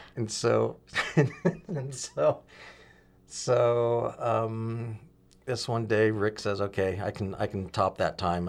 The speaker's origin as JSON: {"language": "English", "town": "Huntington Beach", "region": "California", "country": "United States", "tie": "born or raised there", "also_born_or_lived": "Compton, California / Oregon", "said": "in my early childhood, um, lived in Orange County in the Huntington Beach area. Then we moved up to Oregon, uh, actually when I was in third grade"}